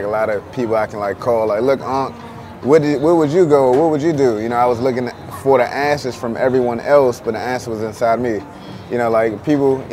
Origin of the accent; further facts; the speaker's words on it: Clinton, Maryland, United States; moved away; also born or lived in Washington, D.C.; I'm from Washington, D.C., born in D.C., raised in Maryland. I used to live out Clinton, Maryland, out Prince George County